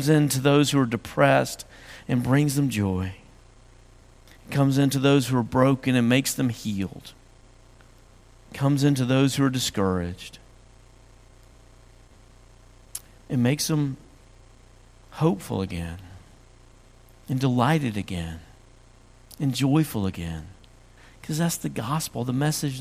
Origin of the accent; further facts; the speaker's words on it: West Tennessee, United States; I grew up in West Tennessee, and we had swamps there